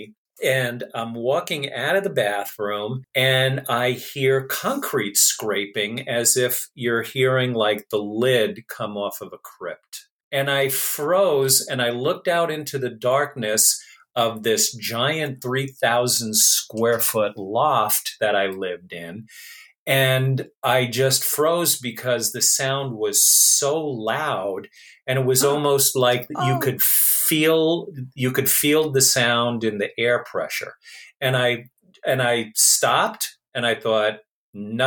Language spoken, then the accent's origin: English; United States; moved away; I'm originally from New York